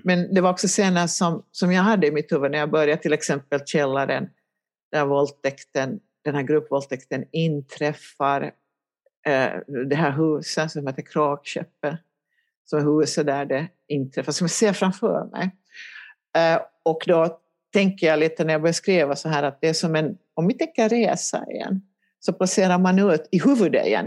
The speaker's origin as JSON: {"language": "Swedish", "town": "Helsinki", "region": "Uusimaa", "country": "Finland", "moved": "as an adult", "lives_now": "Ekenäs, Finland", "said": "jag kommer ju från Helsingfors ursprungligen."}